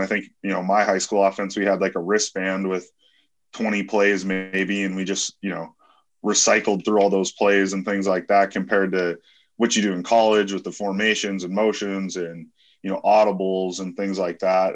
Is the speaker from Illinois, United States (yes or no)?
no; North Dakota, United States; moved away as an adult; also born or lived in Lincoln, Nebraska; growing up in North Dakota, coming down to Lincoln, Nebraska, it just felt like home.